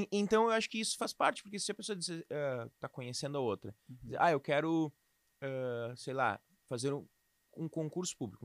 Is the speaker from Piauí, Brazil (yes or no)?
no; Canoas, Rio Grande do Sul, Brazil; also born or lived in Boa Vista, Roraima; fui criado aqui em Canoas, mais especificamente bairro Matias Velho